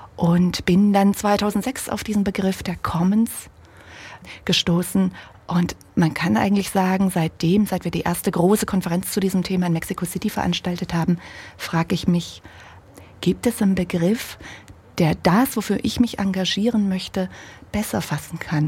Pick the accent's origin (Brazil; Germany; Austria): Germany; ich bin ja ein Kind der DDR. Hm an, in einem kleinen Dorf aufgewachsen, 500 Meter von, vom Sperrgebiet